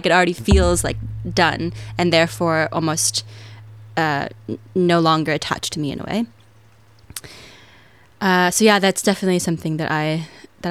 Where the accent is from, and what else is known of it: United States; accent: American